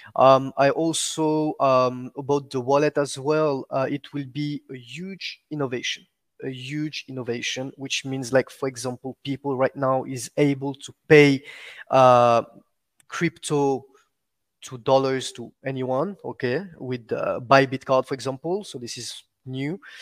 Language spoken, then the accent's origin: English; Réunion; first language French; English is a second language; now in Dubai, United Arab Emirates; I was born and raised in Rayonion Island, so which is my, my, my, my language is, is French, actually.